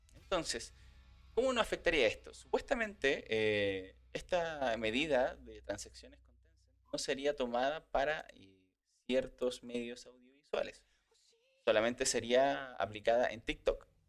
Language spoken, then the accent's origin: Spanish; Chile; como buen chileno